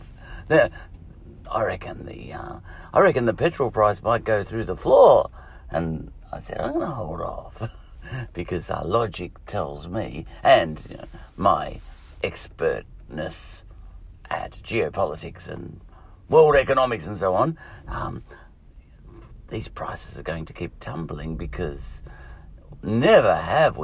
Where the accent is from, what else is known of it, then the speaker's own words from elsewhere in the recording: Scotland, United Kingdom; I'm Scottish